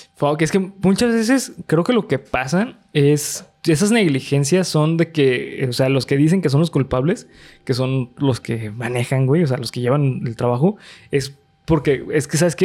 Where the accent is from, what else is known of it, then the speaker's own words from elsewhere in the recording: Mexico; como mexicano